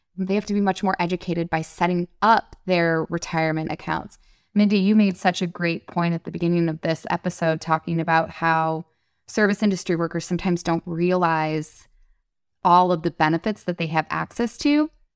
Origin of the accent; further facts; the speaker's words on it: Detroit, Michigan, United States; I grew up in Detroit